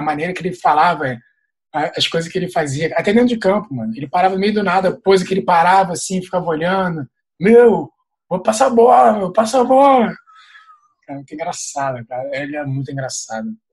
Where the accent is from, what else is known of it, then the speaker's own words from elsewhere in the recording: Rio de Janeiro, Brazil; eu sou do Rio